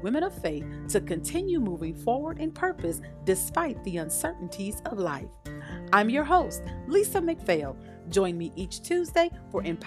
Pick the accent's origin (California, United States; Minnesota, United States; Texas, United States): California, United States; Vallejo; also born or lived in Kansas City, Missouri / Fairfield, California; I was born in Kansas City, Missouri, but I was raised in Cali, California, where my Cali people